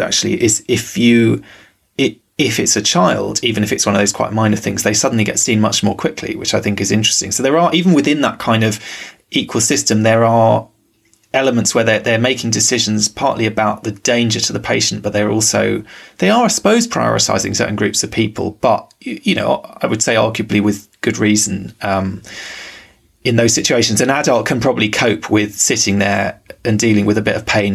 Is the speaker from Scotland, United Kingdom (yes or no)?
no; London, United Kingdom; growing up in London